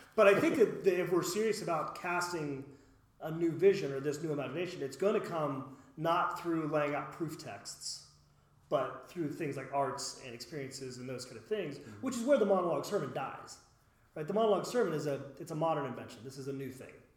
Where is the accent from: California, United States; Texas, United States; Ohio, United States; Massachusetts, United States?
Ohio, United States; West Chester; I grew up in Westchester